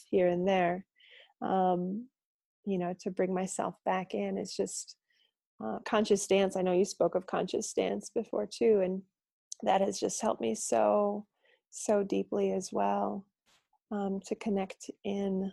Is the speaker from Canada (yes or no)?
no; Wisconsin, United States; moved away as an adult; also born or lived in Portland; being that I'm from Wisconsin, it's very strong drinking culture here. And I grew up drinking pretty young